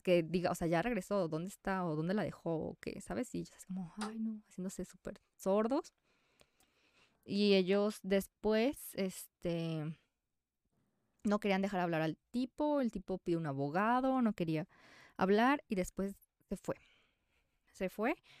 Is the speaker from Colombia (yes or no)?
no; Mexico; soy mexicana